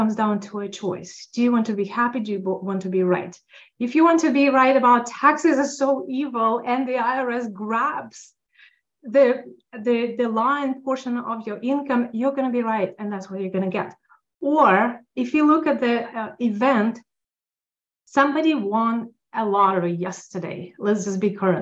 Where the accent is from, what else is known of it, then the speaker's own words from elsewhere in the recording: Russia; now in Los Angeles, United States; As an immigrant, I'm immigrant from Russia